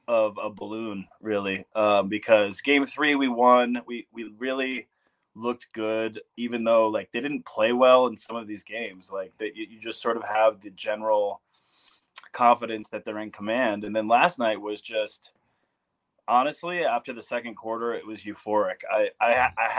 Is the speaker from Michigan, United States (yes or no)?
yes; Detroit, Michigan, United States; now in Colorado, United States; I grew up in Detroit